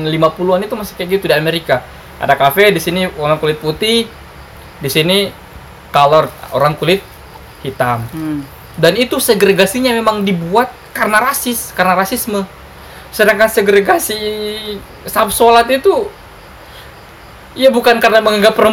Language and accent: Indonesian; Indonesia; saya kayak gini di kampung saya dulu kayak gini kampung saya itu termasuk tentu. kampung yang sangat islami basisnya kahar muzakar tokoh kahar zakar kan